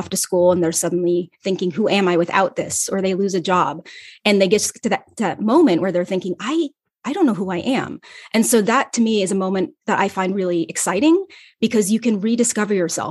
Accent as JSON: {"language": "English", "region": "Ohio", "country": "United States", "tie": "born or raised there", "also_born_or_lived": "Los Angeles", "moved": "as an adult", "said": "my hometown in Ohio"}